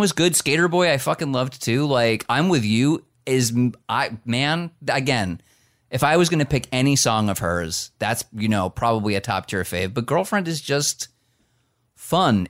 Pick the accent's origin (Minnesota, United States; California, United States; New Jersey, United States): New Jersey, United States; as somebody from the state of New Jersey